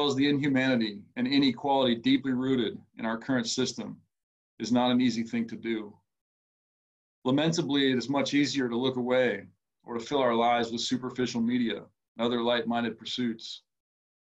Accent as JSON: {"language": "English", "region": "Minnesota", "country": "United States", "said": "I am from Minnesota"}